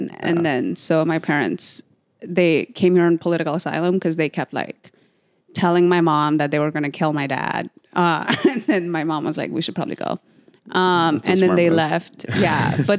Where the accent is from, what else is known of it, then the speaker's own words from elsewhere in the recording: Nepal; It was like weird because I grew up in Nepal, so everyone around me was from Nepal, and I went to boarding school